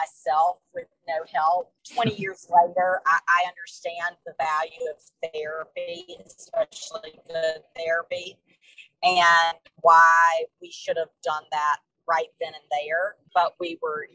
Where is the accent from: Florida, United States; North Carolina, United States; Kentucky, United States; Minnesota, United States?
North Carolina, United States; Tarboro; moved away as an adult; also born or lived in New York / Atlantic City, New Jersey; We came home that summer to my hometown, Tarboro